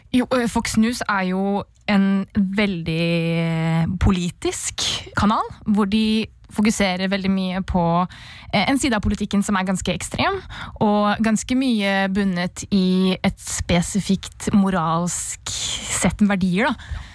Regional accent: Oslo, Norway; Jeg kommer fra Oslo

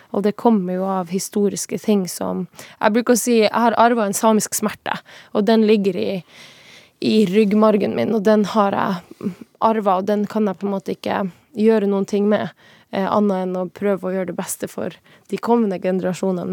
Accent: Tana, Finnmark, Norway; moved away as an adult; now in Oslo, Norway; jeg er fra Tana

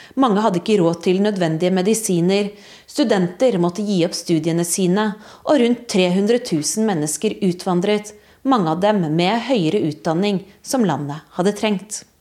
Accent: Norway; moved away as an adult; now in Berlin, Germany; jeg kommer fra Norge

